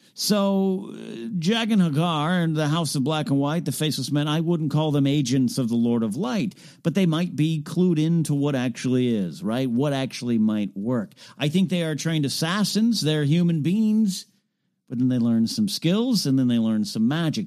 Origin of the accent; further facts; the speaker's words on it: Arroyo Grande, California, United States; moved away; my hometown is Arroyo Grande, California